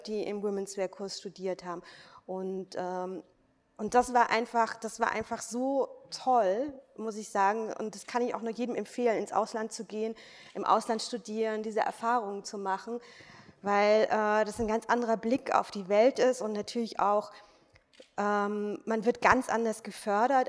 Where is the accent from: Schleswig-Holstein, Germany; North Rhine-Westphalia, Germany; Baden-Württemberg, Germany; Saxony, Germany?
Baden-Württemberg, Germany; Weinheim; moved away; also born or lived in Berlin / London / Paris; in Weinheim, wo ich herkomme. Das ist aus der Nähe von Heidelberg, Mannheim die Ecke